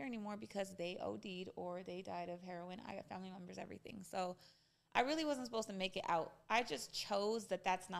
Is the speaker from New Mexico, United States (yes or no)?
yes; Española, New Mexico, United States; I literally grew up between a village and a very, very, very small city that was very high poverty